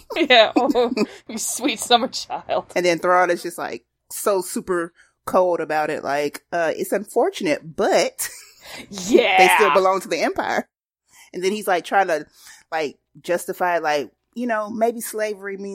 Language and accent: English; Alabama, United States; Because I'm from Alabama, y'all.